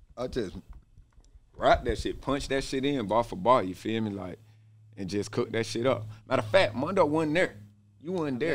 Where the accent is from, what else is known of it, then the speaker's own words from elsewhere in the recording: Stone Mountain, Georgia, United States; also born or lived in Conyers, Georgia / East Atlanta / Decatur, Georgia; I'm from Stone Mountain. That's where I was from probably about 13, something like that. 12